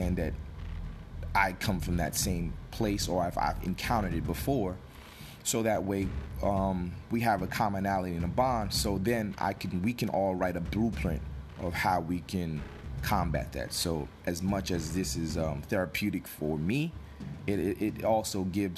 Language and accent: English; Newark, New Jersey, United States; I come from Newark, New Jersey. I grew up in an urban environment